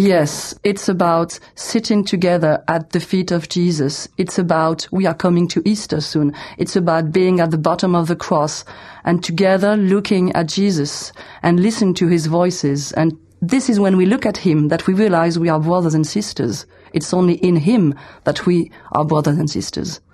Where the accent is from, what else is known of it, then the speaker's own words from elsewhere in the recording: France; also born or lived in south of France; I'm from France